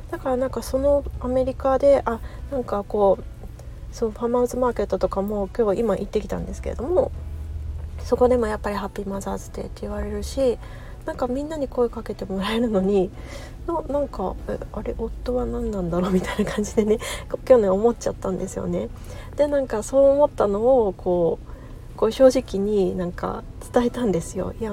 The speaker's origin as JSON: {"language": "Japanese", "country": "Japan", "tie": "born or raised there", "also_born_or_lived": "United States (West Coast)", "moved": "as an adult", "lives_now": "United States", "said": "で私今アメリカに住んでるんですけれどもあの生まれ育ったのは日本なので"}